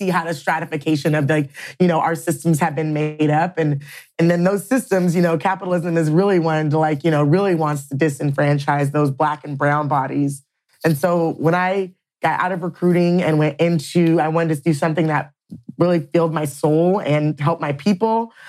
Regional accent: Louisiana, United States; now in Seattle, United States; I'm from Louisiana. I grew up half of my, you know, my family, they are half down there. And I really built my, you know, life and my community up here in Seattle.

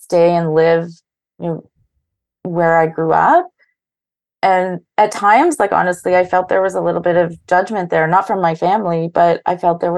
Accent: Thunder Bay, Ontario, Canada; now in Toronto, Canada; I live in Toronto and I grew up in Thunder Bay

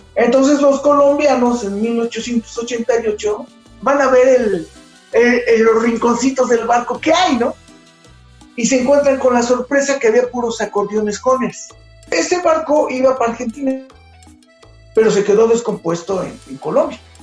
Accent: Mexico; como mexicanos

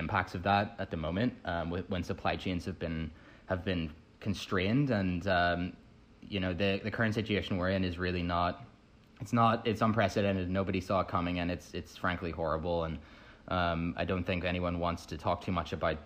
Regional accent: Northern Ireland, United Kingdom; moved away as an adult; also born or lived in United States; I grew up in Northern Ireland originally, moved over to the States to attend Harvard.

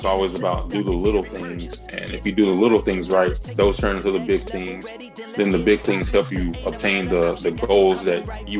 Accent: Hebron, Mississippi, United States; I grew up in Hebron, Mississippi. Really, really small. It's not even really a town. It's just a small community. Probably less than 2,000-3,000 people in it.

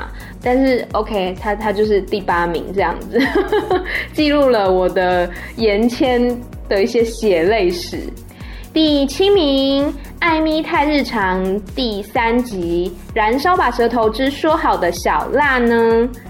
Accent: Taiwan; now in Thailand; 我就跟他说：“嗯、哦，不是呢，我是台湾人。”

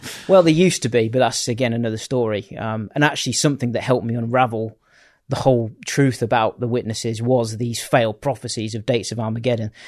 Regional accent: Bourne, East Midlands, United Kingdom; I grew up in in Lincolnshire, uh, right. in a little town called Bourne

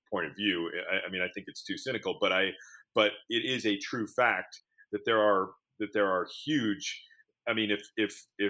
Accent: New York City, New York, United States; when I was growing up in Manhattan

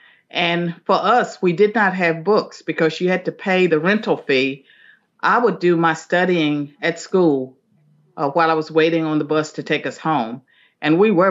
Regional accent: Southwestern Virginia, United States; I'm from Southwestern Virginia, a little hamlet called Chambliersburg, and it was not even a town

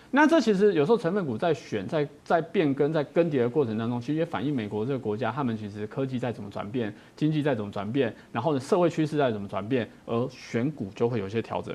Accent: Taiwan; 我们台湾人喜欢用一个盖子把自己扣住

